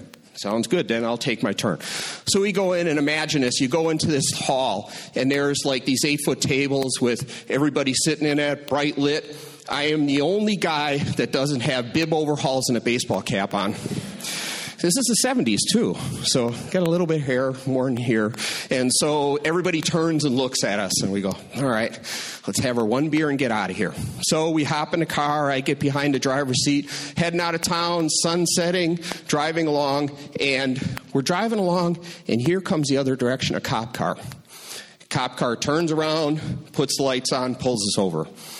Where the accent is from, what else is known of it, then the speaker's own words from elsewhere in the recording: Milwaukee, Wisconsin, United States; moved away as an adult; also born or lived in California; I grew up in Milwaukee. And when I was 20 years old, which was just a couple years ago